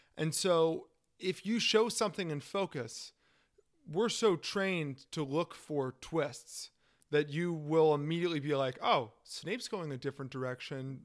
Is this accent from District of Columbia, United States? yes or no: yes; Washington, District of Columbia, United States; I'm from Washington, D C